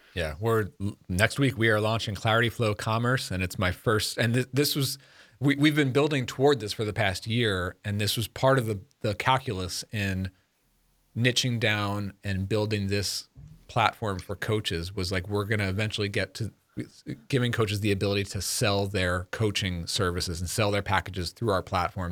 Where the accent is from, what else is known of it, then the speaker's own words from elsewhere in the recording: Long Island, New York, United States; moved away as an adult; now in Connecticut, United States; growing up in New York